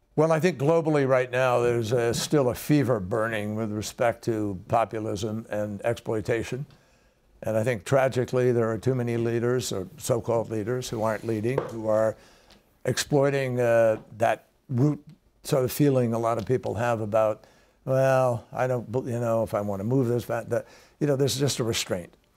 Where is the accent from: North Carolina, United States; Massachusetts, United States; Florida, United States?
Massachusetts, United States; we have one in Massachusetts, my home state